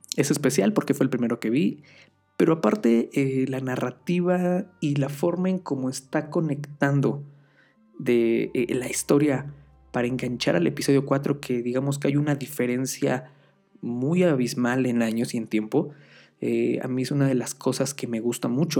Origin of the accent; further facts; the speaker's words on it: Mexico; Aquí soy de México